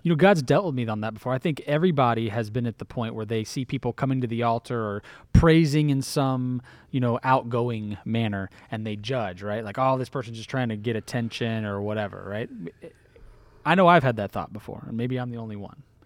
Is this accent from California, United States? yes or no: no; Florida, United States; I started out as a Floridian